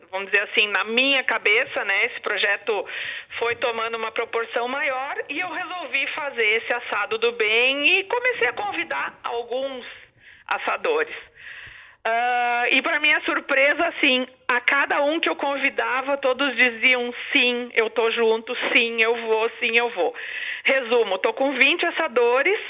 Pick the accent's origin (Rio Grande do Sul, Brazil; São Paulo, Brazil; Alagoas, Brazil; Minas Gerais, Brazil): Rio Grande do Sul, Brazil; Santa Cruz do Sul; moved away as an adult; now in Florianópolis, Brazil; em Santa Cruz, que é a minha cidade natal